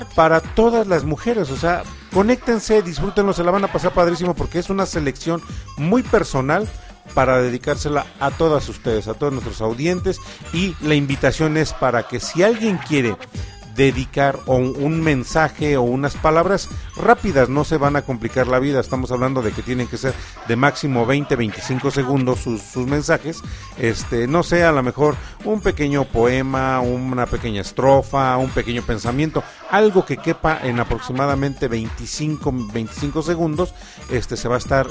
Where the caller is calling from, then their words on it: Mexico; los saludos desde México